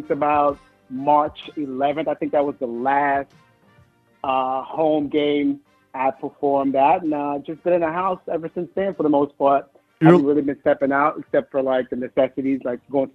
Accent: Miami, Florida, United States; also born or lived in Daytona Beach, Florida / Orlando, Florida; I was born at Daytona Beach, and I grew up in Miami

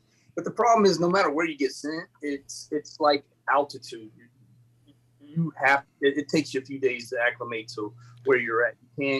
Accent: Wyoming, United States; moved away as an adult; also born or lived in Indiana; now in Hollywood, United States; I grew up in Wyoming, cowboying. My dad did some ranching, and then went back into law enforcement.

